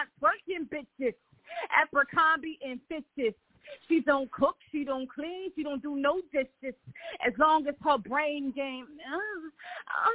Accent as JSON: {"language": "English", "town": "Philadelphia", "region": "Pennsylvania", "country": "United States", "said": "I am from Philadelphia, Pennsylvania"}